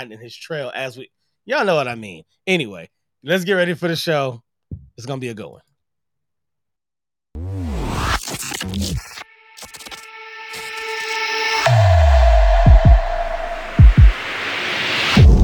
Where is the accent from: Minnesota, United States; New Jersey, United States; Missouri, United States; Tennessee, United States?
Missouri, United States; St. Louis; now in Los Angeles, United States; I'm originally from St. Louis